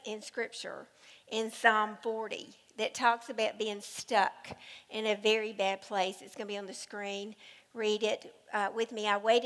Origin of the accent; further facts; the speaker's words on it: United States; I was raised in the Cumberland River.